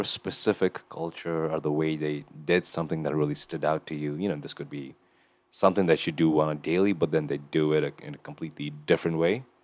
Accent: Kathmandu, Nepal; moved away; growing up in Nepal

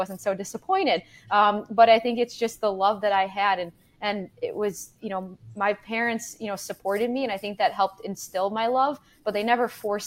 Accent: Palos Heights, Illinois, United States; also born or lived in Orland Park, Illinois; I'm calling in from Orland Park, Illinois. I grew up in Palos Heights, just across the street

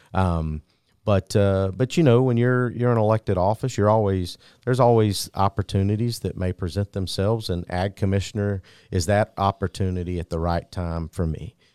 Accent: Ocilla, Georgia, United States; Jay's from my hometown, from Osceola, Georgia

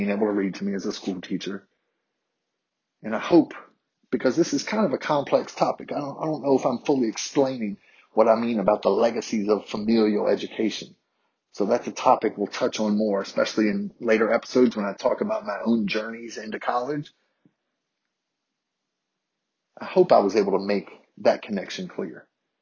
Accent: Harrisonburg, Virginia, United States; my black classmates growing up in Harrisonburg, Virginia

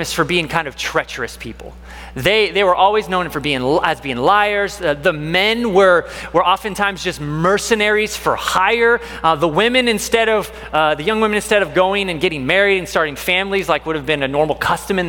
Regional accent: Washington, United States; now in Texas, United States; I grew up in Washington

